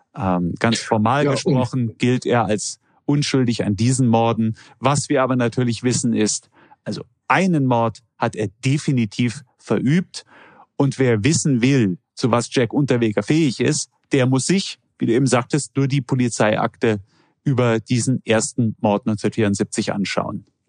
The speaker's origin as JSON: {"language": "German", "country": "Germany", "said": "als Deutscher"}